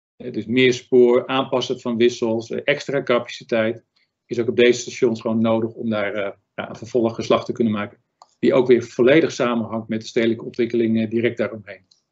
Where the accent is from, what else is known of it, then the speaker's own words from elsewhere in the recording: Zaanstreek, North Holland, Netherlands; Ik ben Zaankanter